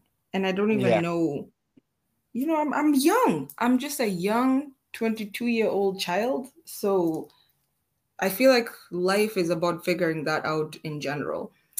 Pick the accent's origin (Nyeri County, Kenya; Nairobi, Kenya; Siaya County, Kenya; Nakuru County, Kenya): Siaya County, Kenya; I actually grew up, like, the first few years of my life, I grew up in Siaya. So, you know, those sides of like Victoria with my grandmother